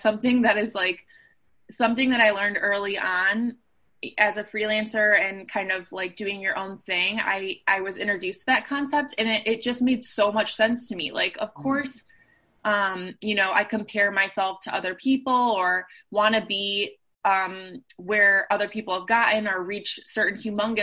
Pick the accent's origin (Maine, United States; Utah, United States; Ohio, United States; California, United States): Ohio, United States; Cleveland; moved away as an adult; now in Chicago, United States; I grew up in Cleveland, Ohio and moved to Chicago for school